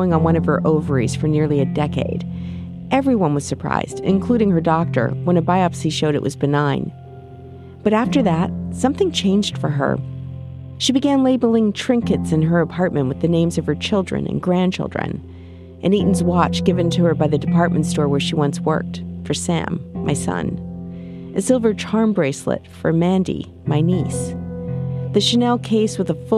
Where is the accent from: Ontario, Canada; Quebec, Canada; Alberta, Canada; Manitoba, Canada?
Manitoba, Canada; Winnipeg; now in San Diego, United States; Winnipeg, my hometown